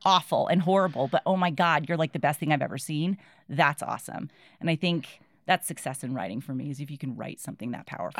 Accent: New Bedford, Massachusetts, United States; I was born in New Bedford, Massachusetts

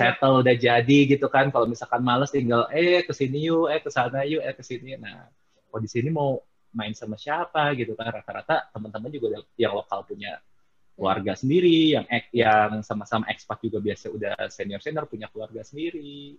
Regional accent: Indonesia; moved away as an adult; now in Philippines; saya dari Indonesia

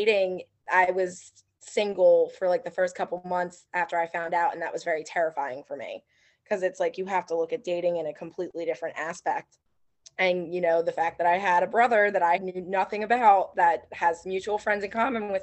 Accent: Philadelphia, Pennsylvania, United States; I'm from Philadelphia

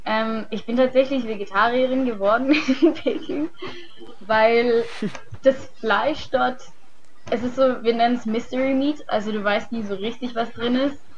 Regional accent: Germany; Wir haben als Deutsche einen ziemlich guten Ruf, weil unsere Jahrgänge bis jetzt echt gut abgeschnitten haben.

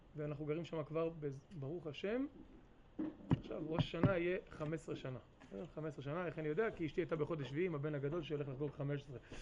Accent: Ma'alot-Tarshiha, Northern District, Israel; also born or lived in New York, United States; now in Kfar Vradim, Israel; ההורים שלי הגיעו לפה למעלות בשנת תשמ"ב.

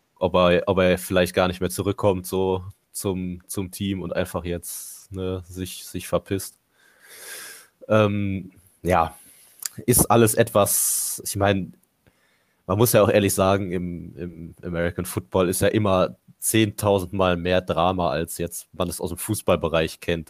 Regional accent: Mönchengladbach, North Rhine-Westphalia, Germany; Ich bin in Gladbach geboren, Gladbach aufgewachsen

